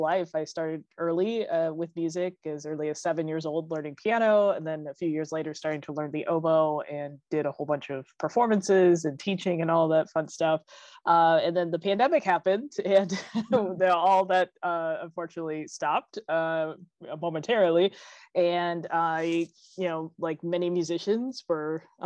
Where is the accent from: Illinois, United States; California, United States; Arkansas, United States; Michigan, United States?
California, United States; Palm Springs; now in Los Angeles, United States; I actually grew up in Palm Springs